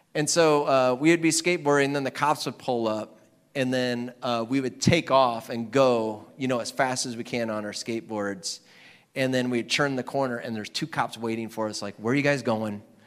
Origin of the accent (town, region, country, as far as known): Iowa, United States